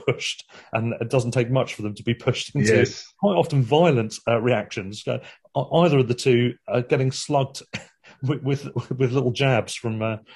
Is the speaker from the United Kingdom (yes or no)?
yes; Worthing, South East England, United Kingdom; in Worthing, interestingly, my hometown